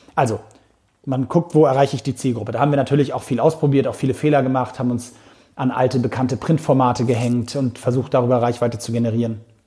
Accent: Hamburg, Germany; für einen gebürtigen Hamburger

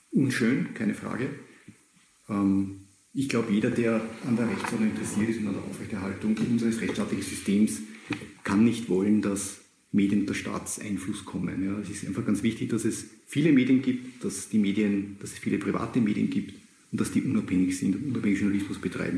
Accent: Austria; bei uns in Österreich

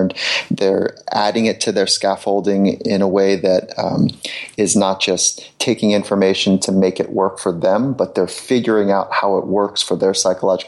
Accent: Southern California, United States; I grew up in Southern California

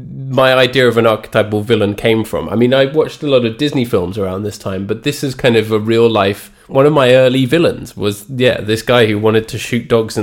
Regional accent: England, United Kingdom; Because I say St. Bernard because yes. I am English.

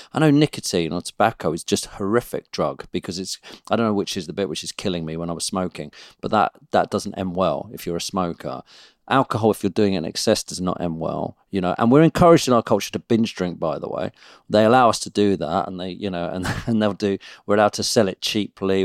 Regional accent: United Kingdom; as British people

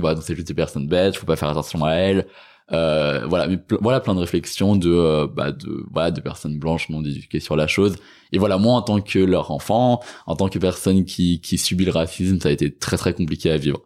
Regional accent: Cesson-Sévigné, Brittany, France; moved away as an adult; also born or lived in Cambodia; now in Paris, France; je suis parti de Cesson, de Rennes, que je suis arrivé à Paris

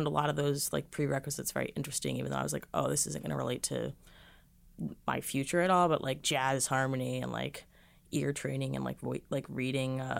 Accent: Boston, Massachusetts, United States; I'm from Boston, so I was like, I'll just go through the summers too

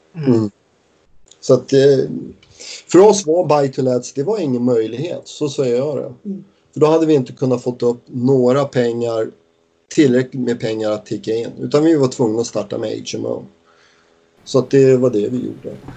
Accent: Stockholm, Stockholm County, Sweden; now in Wigan, United Kingdom; nu kommer vi ju från Stockholm

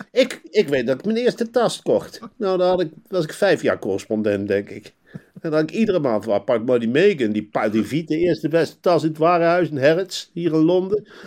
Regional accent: North Brabant, Netherlands; En dan kijk eens rond als Brabantse.

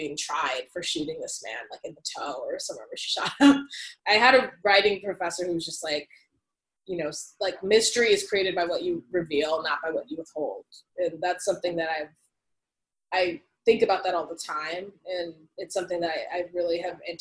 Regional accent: United States; experiencing myself as an American

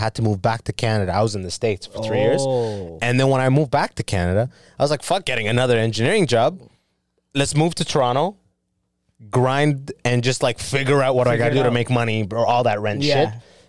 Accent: Sudan; born there; I have very old school. Like, I'm born in Sudan. Mm. I came from Sudan.

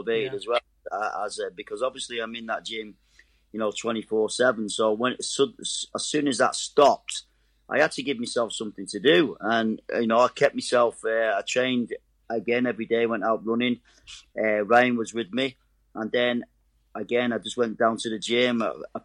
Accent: Manchester, North West England, United Kingdom; I'm a Mancunian

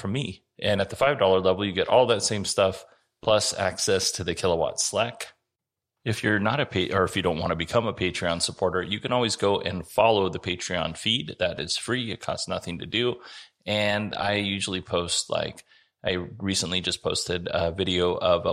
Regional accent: Alaska, United States; now in Arizona, United States; when I was a kid, I grew up in Alaska.

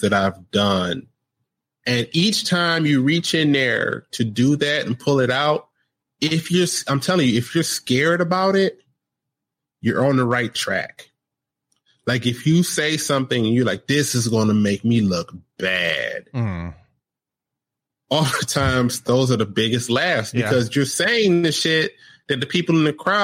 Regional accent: United States; I grew up in America

